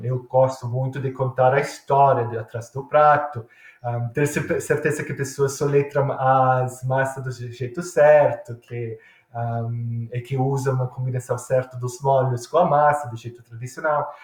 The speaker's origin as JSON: {"language": "Portuguese", "town": "Milan", "region": "Lombardy", "country": "Italy", "tie": "born or raised there", "second_language": "Portuguese", "moved": "yes", "lives_now": "Australia", "said": "licor que é feito na minha cidade, em Milão"}